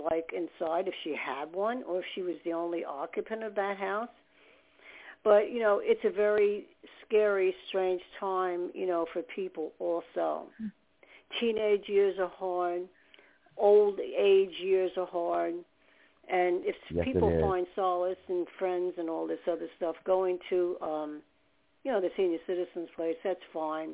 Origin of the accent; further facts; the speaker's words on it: United States; also born or lived in New Jersey / New York; I grew up in New Jersey and New York both, because once we moved out of New Jersey, moved to New York again, and then we moved back again